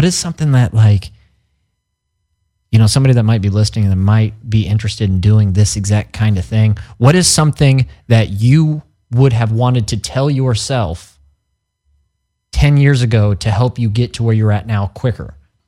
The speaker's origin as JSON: {"language": "English", "region": "Missouri", "country": "United States", "said": "because we're all from Missouri, we're from the Midwest."}